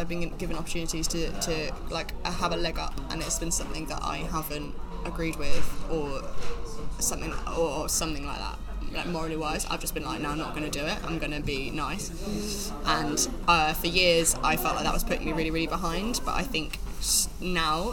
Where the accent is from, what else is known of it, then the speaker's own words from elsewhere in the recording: Warwickshire, West Midlands, United Kingdom; moved away; I'm from Warwickshire, and it is a grammar school